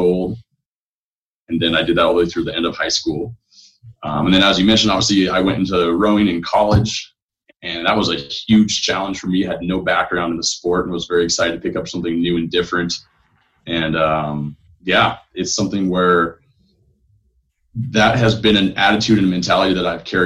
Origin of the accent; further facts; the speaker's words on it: Ventura, California, United States; moved away as an adult; also born or lived in Seattle, Washington / Boise, Idaho / Las Vegas, Nevada / Portland; I grew up in Southern California. My hometown's Ventura